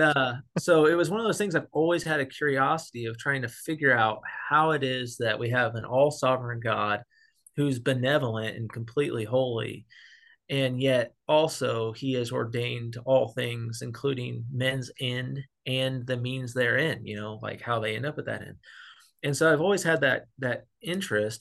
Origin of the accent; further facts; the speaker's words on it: Missouri, United States; I was raised in the Bible Belt, Missouri